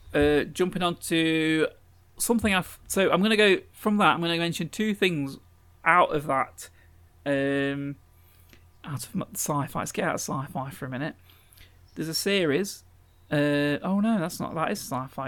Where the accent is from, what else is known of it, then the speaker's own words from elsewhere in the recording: England, United Kingdom; as an Englishman in this country